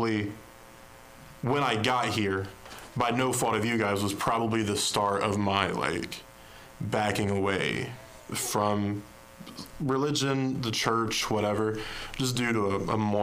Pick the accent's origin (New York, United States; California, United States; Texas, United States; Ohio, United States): Ohio, United States; Ironton; born and raised in Ironton, Ohio